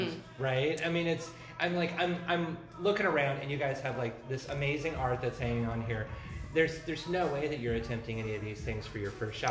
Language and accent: English; Central Washington, United States; I grew up in Central Washington